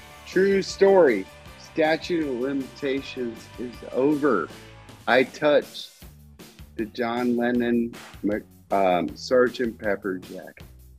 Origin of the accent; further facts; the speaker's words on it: Northeast Ohio, United States; I'm from the Northeast Ohio area.